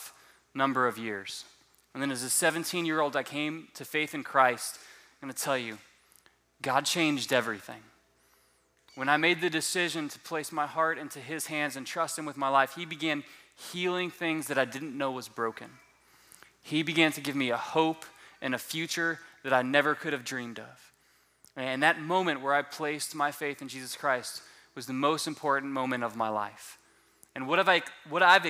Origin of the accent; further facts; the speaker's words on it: Southwest Florida, United States; moved away; I am originally from Southwest Florida